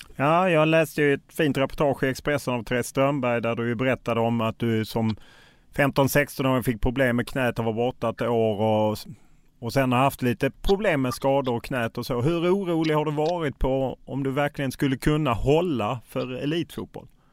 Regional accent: Lund, Skåne, Sweden; Jag är själv från Lund

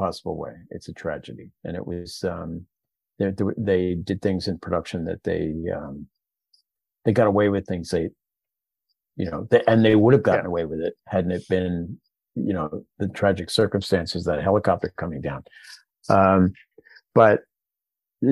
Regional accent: Philadelphia, Pennsylvania, United States; I'm from Philadelphia. It's my native Pennsylvania

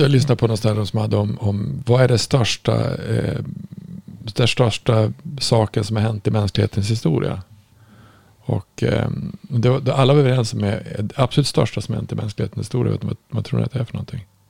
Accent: Norrland, Sweden; jag kom ju från Norrland

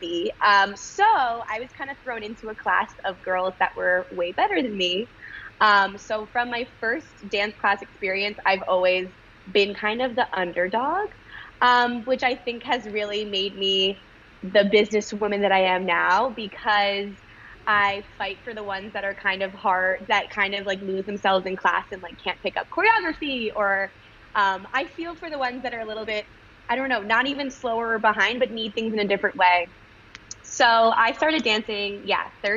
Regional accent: Connecticut, United States; moved away as an adult; also born or lived in Israel; now in New York City, United States; I grew up in Connecticut

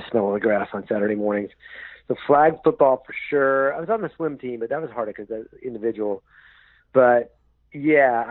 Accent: Northern California, United States; also born or lived in Yonkers, New York / San Francisco / Los Angeles; born in Yonkers, New York, but then quickly out to California, grew up in Northern California

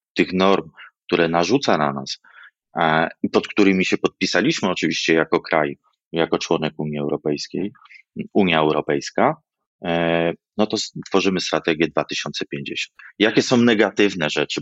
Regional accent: Wrocław, Lower Silesian Voivodeship, Poland; jako wrocławianin

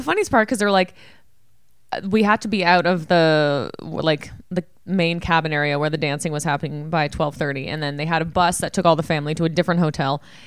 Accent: Ontario, Canada; where we grew up in Ontario

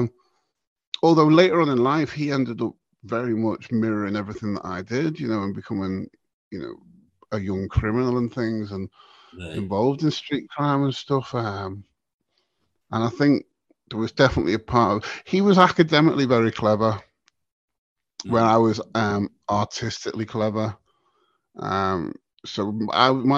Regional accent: Southport, North West England, United Kingdom; also born or lived in Liverpool; we grew up in Southport at the time. We grew up basically, Southport now is classed as Merseyside

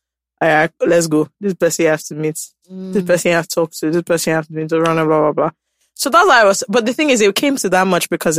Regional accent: United Kingdom; But I'm British, you see.

